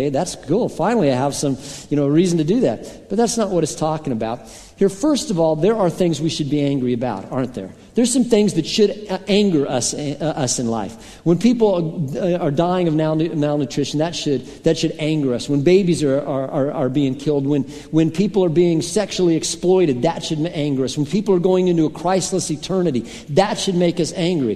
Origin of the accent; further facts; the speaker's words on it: Colorado, United States; a lot of my friends growing up in Colorado were rock climbers